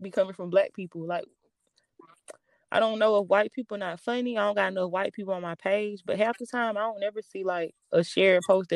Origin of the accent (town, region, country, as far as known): the South, United States; accent: Southern